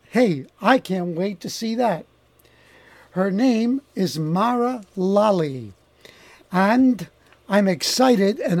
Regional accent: Montreal, Quebec, Canada; first language Italian; English is a second language; I was born in Montreal.

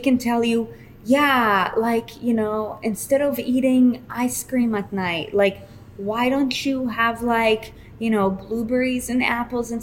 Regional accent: Israel; now in United States; I come from Israel

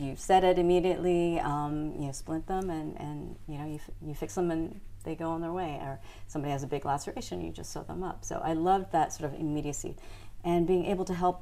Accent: Japan; first language English; moved away as an adult; also born or lived in Sapporo, Hokkaido, Japan / United States; And then I came back to Japan.

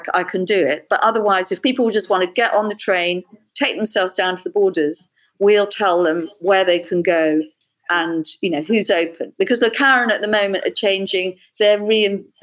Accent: London, United Kingdom; I grew up in London

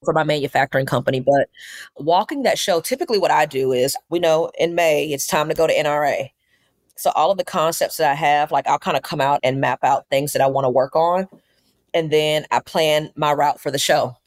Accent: Mobile, Alabama, United States; now in Atlanta, United States; We have four stores opening up in Mobile in my hometown

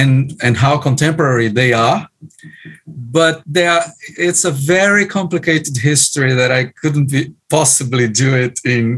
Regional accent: Brazil; I also have a background in Pentecostalism, a charismatic church, more precisely. Congregationalist charismatic church in the 70s in Brazil. I was a teenager. When I joined the Anglican Church

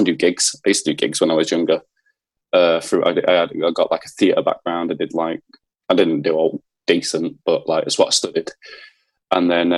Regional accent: Leeds, Yorkshire and the Humber, United Kingdom; moved away; so I grew up in East Leeds. I grew up in Seacroft.

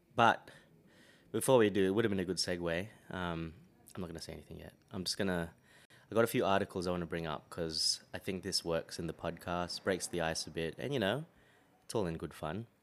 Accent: Australia; we grew up here

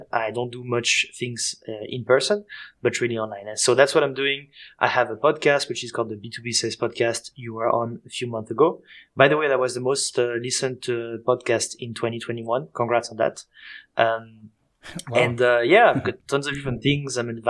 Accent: Switzerland; accent: Swiss and French; English is a second language; moved away as an adult; also born or lived in France; now in Berlin, Germany; I'm from Switzerland and France, as you can hear with my accent. And basically, I live in Berlin, between Berlin and Mexico.

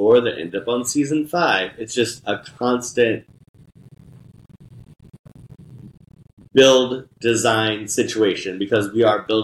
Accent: Indianapolis, Indiana, United States; also born or lived in New York City; I am originally from Indianapolis, Indiana, born and raised

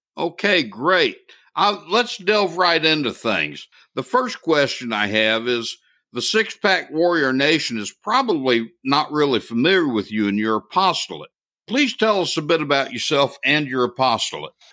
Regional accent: United States; an American to my core.

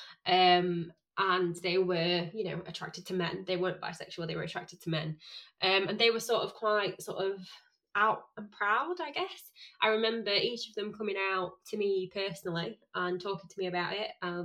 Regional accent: Sheffield, Yorkshire and the Humber, United Kingdom; I'm from Sheffield, and my school is probably one of, not the roughest

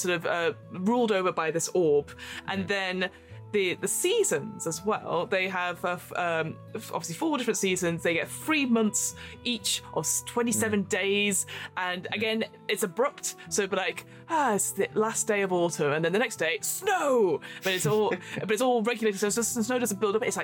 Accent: United Kingdom; we are two British people

